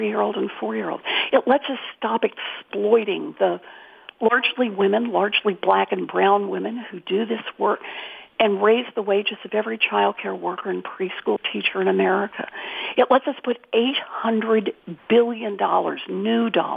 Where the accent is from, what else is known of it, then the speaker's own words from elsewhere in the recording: Oklahoma, United States; moved away; I was born and raised in Oklahoma